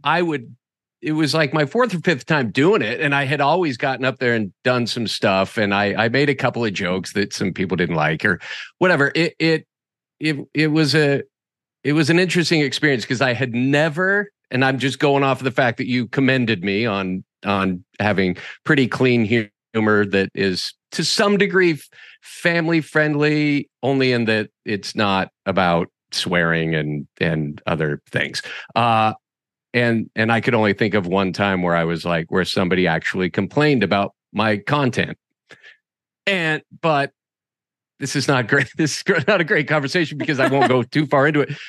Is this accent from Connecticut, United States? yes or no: no; Boise, Idaho, United States; I was born and raised in Boise, Idaho. and I grew up in Boise